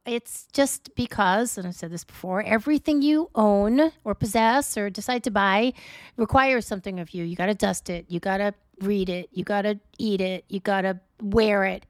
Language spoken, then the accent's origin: English; New York City, New York, United States; moved away; I'm from New York